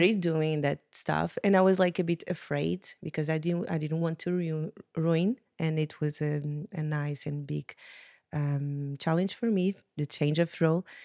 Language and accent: English; Portugal; moved away as an adult; now in Malta; I'm from Portugal. My family is from Venezuela and Angola, so it's a really interesting mix